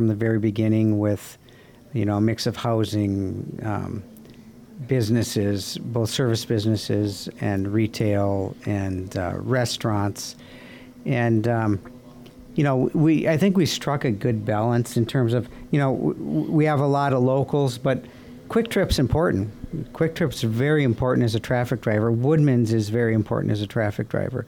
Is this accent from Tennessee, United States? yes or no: no; Altoona, Wisconsin, United States; I said, "Altoona, Wisconsin."